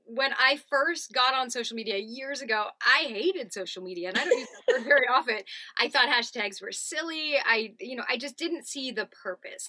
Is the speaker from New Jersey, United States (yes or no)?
no; Southern California, United States; moved away as an adult; also born or lived in New York; I grew up in Southern California and um, doing, you know, the actor grind out there in Orange County, going to LA as a child